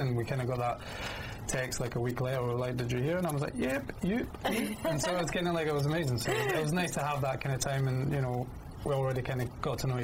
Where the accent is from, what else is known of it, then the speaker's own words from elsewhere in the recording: United Kingdom; also born or lived in Scotland; now in London, United Kingdom; being British